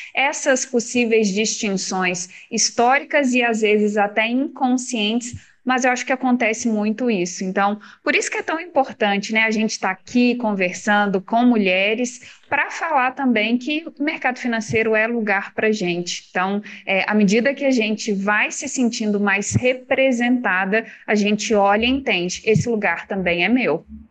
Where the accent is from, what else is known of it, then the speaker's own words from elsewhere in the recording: Minas Gerais, Brazil; Eu sou de Minas